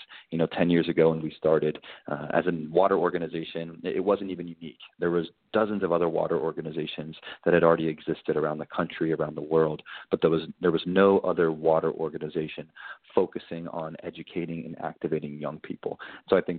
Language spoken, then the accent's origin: English; Kentucky, United States; I grew up in Kentucky, and I grew up in the church